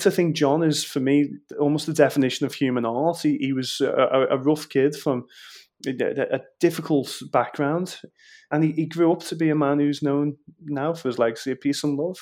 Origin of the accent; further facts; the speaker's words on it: Liverpool, North West England, United Kingdom; accent: Scouse; I was born in Walton, so county roads, a very working class sort